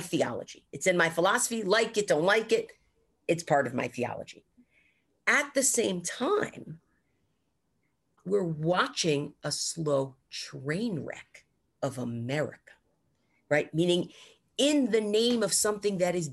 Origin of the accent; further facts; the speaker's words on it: United States; an American Jew